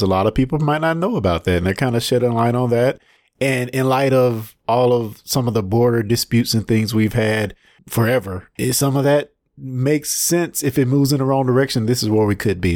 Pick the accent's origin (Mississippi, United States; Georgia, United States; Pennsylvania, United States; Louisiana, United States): Mississippi, United States; I'm from Mississippi